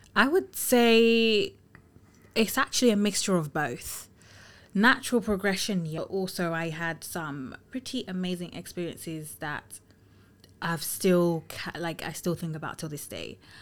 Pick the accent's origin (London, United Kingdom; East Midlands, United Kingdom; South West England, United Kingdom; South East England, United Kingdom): London, United Kingdom; also born or lived in Tottenham / Finsbury Park; I'm a London girl through and through, born and raised in London